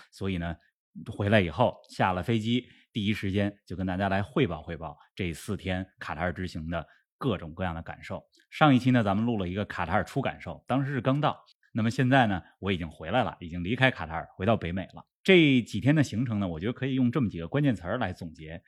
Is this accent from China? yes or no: yes; China; 我们中国人